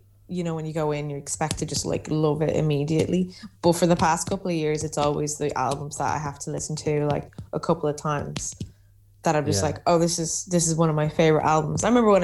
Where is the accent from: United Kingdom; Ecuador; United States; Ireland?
Ireland; I'm from Ireland, you know.